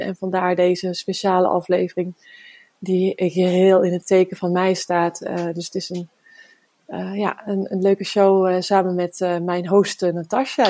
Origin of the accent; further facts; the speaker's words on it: Woudenberg, Utrecht, Netherlands; Ik eh, ben geboren in Woudenberg en daar hadden we een hele grote tuin